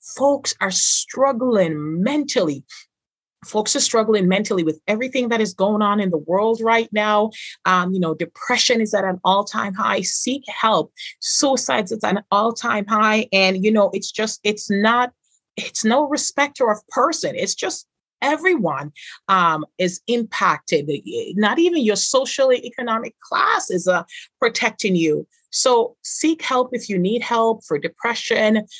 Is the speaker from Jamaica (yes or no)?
yes; Jamaica; Growing up in Jamaica